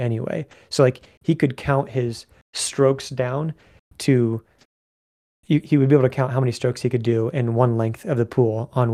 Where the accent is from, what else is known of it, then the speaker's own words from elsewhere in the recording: Ottumwa, Iowa, United States; moved away; my hometown of Ottumwa